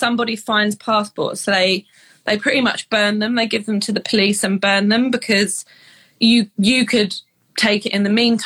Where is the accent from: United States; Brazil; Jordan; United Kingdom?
United Kingdom; England; moved away as an adult; now in Canada; we're English